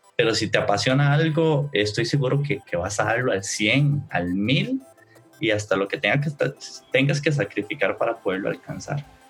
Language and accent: Spanish; Costa Rica; yo soy acá de Costa Rica